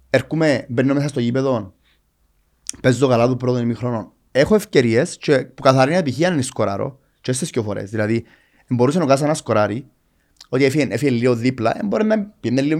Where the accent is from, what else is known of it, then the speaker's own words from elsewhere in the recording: Cyprus; moved away as an adult; όταν έφυγα από την Κύπρο και πήγα στο εξωτερικό να δουλέψω